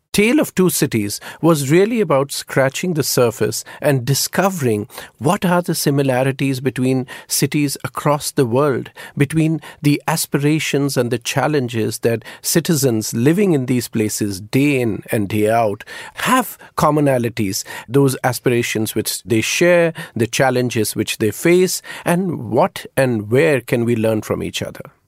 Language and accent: English; India; as an Indian